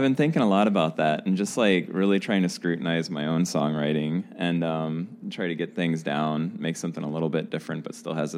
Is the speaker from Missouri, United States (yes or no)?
yes; St. Louis, Missouri, United States; I'm from St. Louis